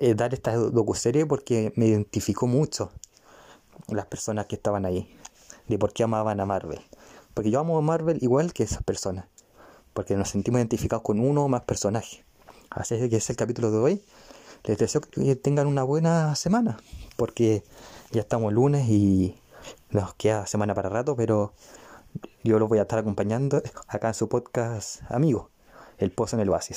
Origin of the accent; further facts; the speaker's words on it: Chile; yo soy chileno